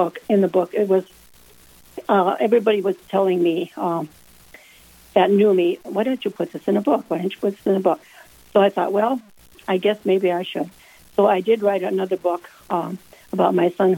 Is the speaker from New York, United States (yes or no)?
no; Mott, North Dakota, United States; I'm from Mott, North Dakota.